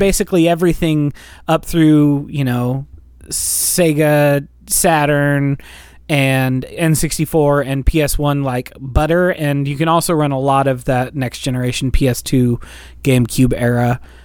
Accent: United States; we're American

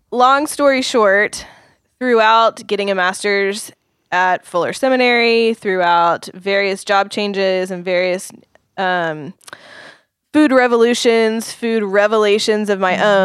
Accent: Oklahoma, United States; I grew up in Oklahoma

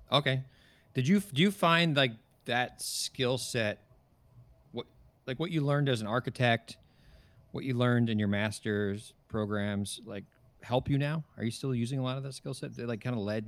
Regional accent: New Jersey, United States; also born or lived in New York; now in California, United States; I moved from New York and from the East Coast, originally New Jersey

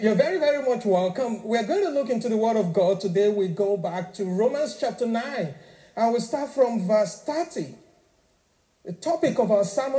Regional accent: Nigeria; now in Northern Ireland, United Kingdom; I'm originally from Nigeria, so I'm African.

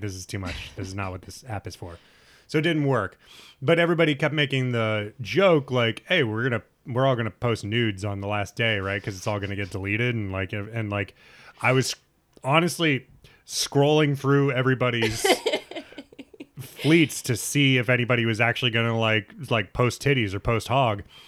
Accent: Nebraska, United States; my high school, and I grew up in Nebraska

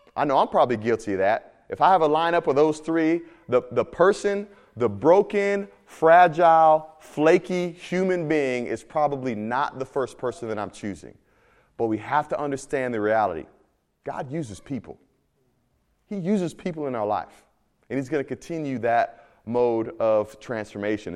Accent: Midwest, United States; moved away; also born or lived in Miami; I'm from the Midwest

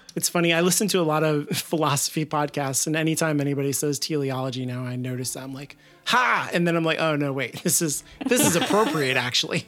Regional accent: Midwest, United States; accent: Midwestern; my terrible Midwestern accent

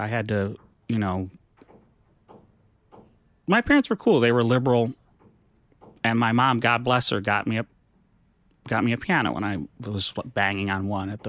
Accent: Menominee, Wisconsin, United States; moved away as an adult; also born or lived in New York; I'm from Menominee, Wisconsin.

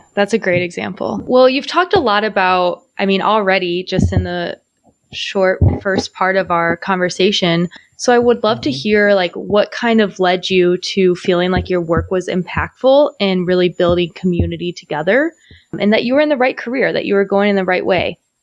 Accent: Illinois side of St. Louis, United States; moved away; also born or lived in Milwaukee; I'm from the Illinois side, but yeah, okay. I'm from the area

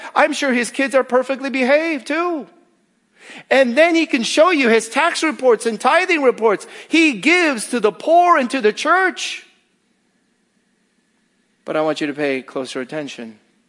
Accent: Northeast, United States; well, I'm from the Northeast. The Northeast is better than here.

